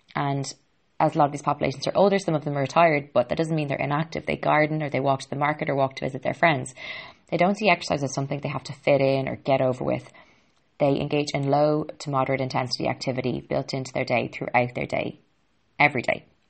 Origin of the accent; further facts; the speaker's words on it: Ireland; I'm an Irish girl